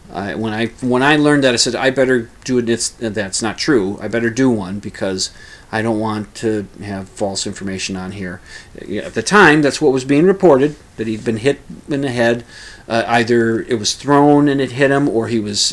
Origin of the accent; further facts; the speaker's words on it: United States; as an American